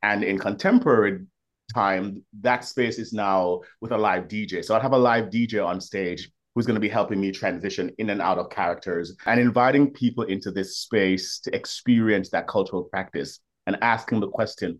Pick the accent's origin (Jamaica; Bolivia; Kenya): Jamaica; now in New York, United States; I'm Jamaican born, I've lived in New York for 20 years